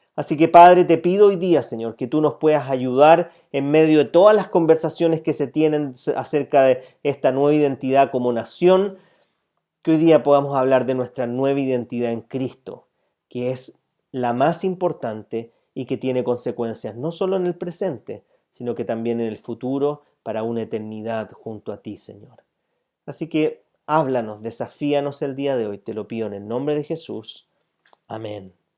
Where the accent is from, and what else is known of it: Chile